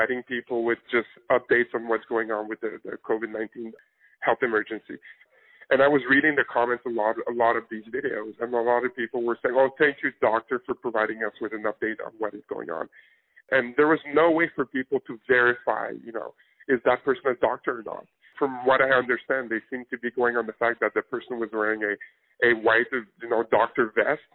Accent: Canada; now in United States; my home country of Canada

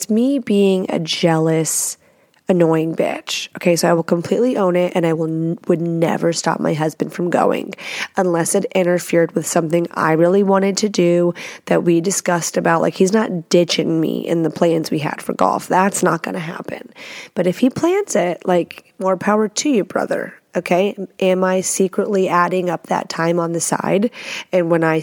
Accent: Texas, United States; also born or lived in Washington State; now in Washington, United States; I live in Washington State. I'm from Texas

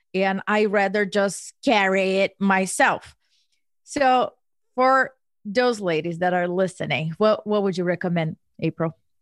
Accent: Brazil; now in Philadelphia, United States; I was born and raised in Brazil

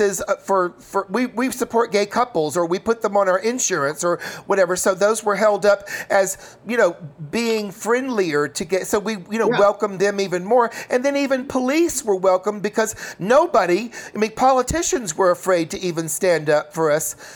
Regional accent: Chattanooga, Tennessee, United States; moved away; also born or lived in New York; I grew up in Chattanooga, Tennessee.

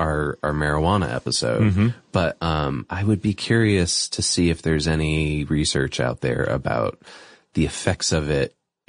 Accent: Boston, Massachusetts, United States; I'm from Boston.

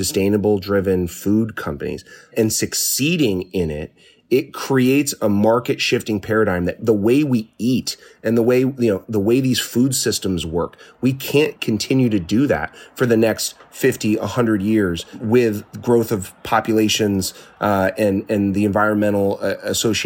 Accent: Pennsylvania, United States; moved away; the small town where I grew up in Pennsylvania

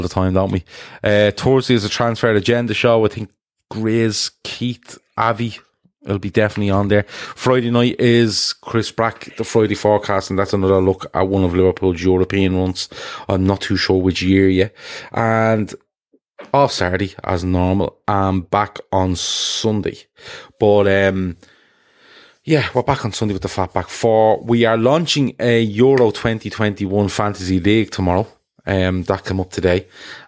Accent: Dublin, Leinster, Ireland; I'm from Dublin in Ireland

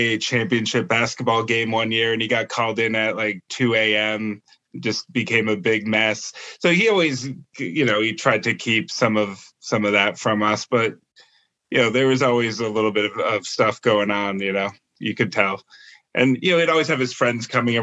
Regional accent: Lowell, Massachusetts, United States; also born or lived in southern New Hampshire; I was born in Lowell, Mass. I've been around, you know, the Boston area my whole life. When I was growing up, you know, in Mass in southern New Hampshire

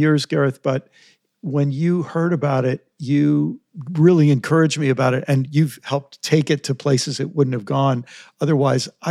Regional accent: United States; for me as an American

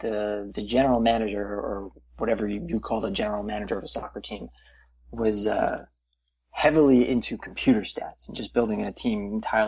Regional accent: Bergen County, New Jersey, United States; moved away; I grew up in North Jersey

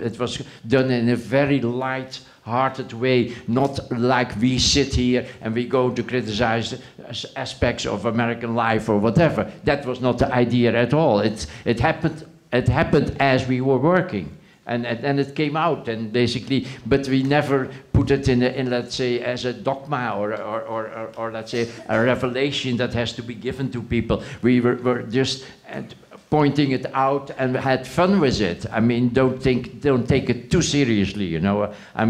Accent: Netherlands; English is a second language; moved away; I came from Holland, and they presented me the script, and I didn't even know exactly the politics.

